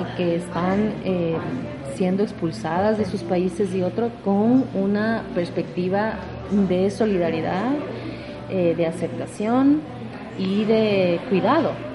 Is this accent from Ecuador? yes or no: yes; Quito, Pichincha, Ecuador; moved away as an adult; also born or lived in United States; now in Cuenca, Ecuador; soy de Quito